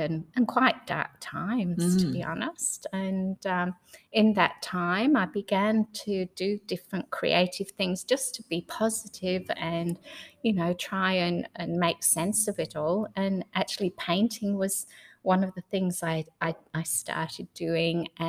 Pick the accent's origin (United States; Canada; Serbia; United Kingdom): United Kingdom; England; moved away as an adult; also born or lived in Noosa, Australia / Mary Valley, Australia; now in Australia; I came from England originally. I was coming out as a backpacker and met my husband nearly straight away